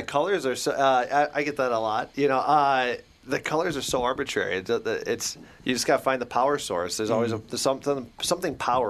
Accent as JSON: {"language": "English", "town": "Naples", "region": "Campania", "country": "Italy", "tie": "born there", "said": "They were stationed in Naples when I was born, so I always got... You know, I was born in Italy. As a toddler, I was Italian. I was convinced I was Italian."}